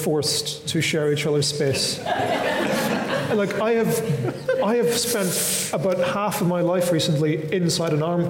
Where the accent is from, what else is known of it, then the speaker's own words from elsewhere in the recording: Northern Ireland, United Kingdom; I'm from Northern Ireland.